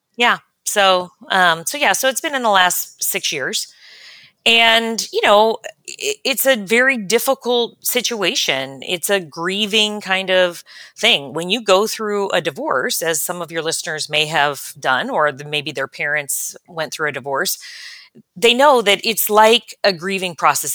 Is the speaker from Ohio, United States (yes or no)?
yes; Cincinnati, Ohio, United States; also born or lived in California / Chicago / Kansas City; I grew up in Cincinnati, Ohio, and spent the better part of my life there